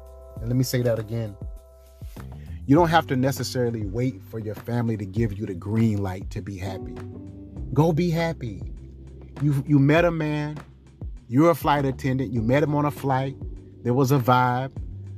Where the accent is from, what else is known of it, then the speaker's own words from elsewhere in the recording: the South, United States; I understand it. I get it. I come from the South.